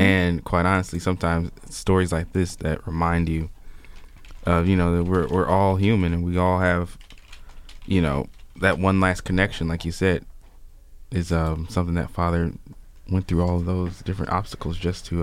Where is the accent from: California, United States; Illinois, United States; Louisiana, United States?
Illinois, United States; Chicago; I grew up in Chicago